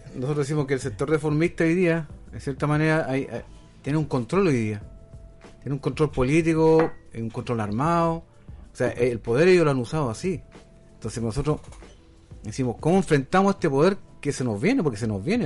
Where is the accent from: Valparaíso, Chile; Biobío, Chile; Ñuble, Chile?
Biobío, Chile; Coronel; soy de Coronel